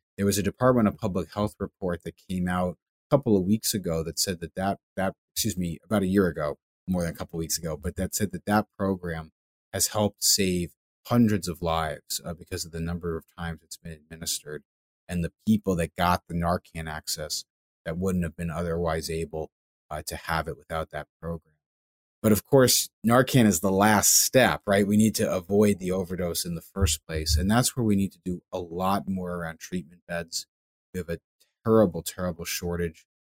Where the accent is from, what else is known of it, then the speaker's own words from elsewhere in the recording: Longmeadow, Massachusetts, United States; my hometown in Longmeadow